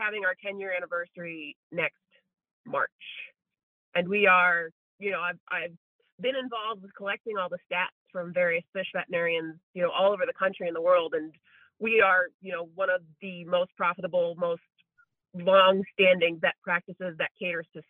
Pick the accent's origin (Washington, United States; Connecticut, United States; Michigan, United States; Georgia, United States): Connecticut, United States; moved away as an adult; also born or lived in Rhode Island / Massachusetts; now in Santa Cruz, United States; I was born in Connecticut, went to my undergraduate in Rhode Island, and then vet school in Massachusetts